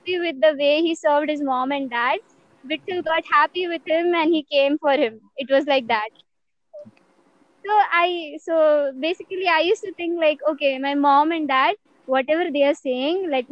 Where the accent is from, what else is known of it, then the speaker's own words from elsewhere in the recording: Mumbai, Maharashtra, India; also born or lived in Pune; I come from Mumbai